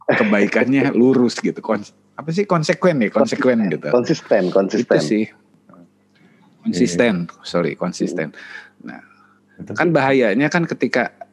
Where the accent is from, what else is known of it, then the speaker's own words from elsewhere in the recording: West Java, Indonesia; mungkin kalau kebetulan gue orang Sunda, orang Sunda bukan suku Sunda ya, orang Sunda.